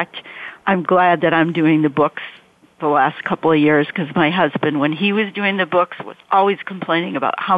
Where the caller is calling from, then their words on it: Framingham, Massachusetts, United States; I'm calling from Framingham, Massachusetts, which is right outside of Boston.